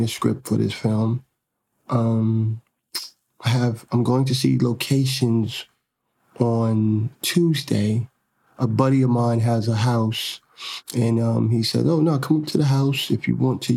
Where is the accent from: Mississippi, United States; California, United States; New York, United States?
New York, United States; I'm really from Harlem